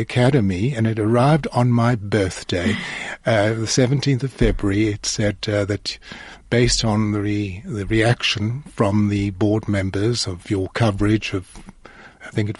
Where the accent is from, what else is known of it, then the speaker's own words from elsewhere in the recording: South Africa; I'm from South Africa